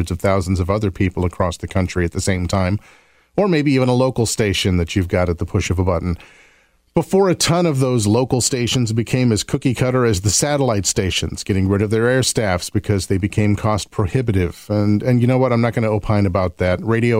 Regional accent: Oscoda, Michigan, United States; also born or lived in Las Vegas; yes, I was born in Las Vegas, but I grew up in northern Michigan in the 1970s and 80s, it was an Air Force base sandwiched between a small community on Lake Huron and the vast Huron National Forest.

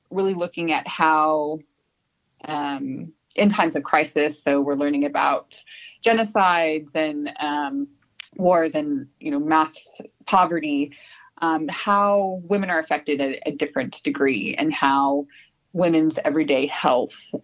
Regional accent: Southern California, United States; accent: American; moved away as an adult; now in Sydney, Australia; I was born in Southern California, lived in California most of my life, came to Australia about almost 7 years ago

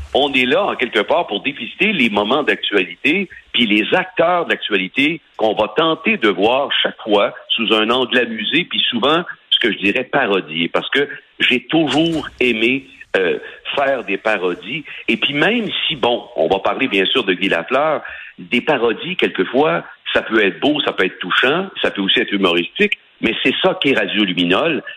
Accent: Sorel-Tracy, Quebec, Canada; je suis originaire de Sorel, OK? Je suis pas de Québec, comme les gens pensent, je suis de Sorel

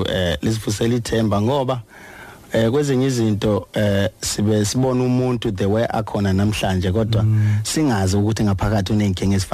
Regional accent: Venda, Limpopo, South Africa; ngizalwa eVenda ilanga azalelwa khona. Oh okay. Eh ngavelela endaweni yasemakhaya bayibiza ngokuthi emakwarera ngale.

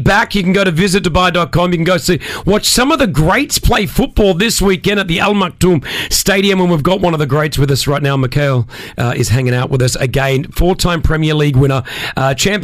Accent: Australia; now in Dubai, United Arab Emirates; I grew up in Australia

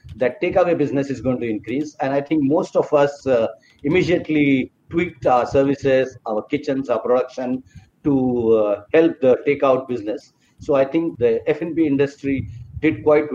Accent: Mumbai, Maharashtra, India; I come from Bombay, and Bombay is on the western coast of India.

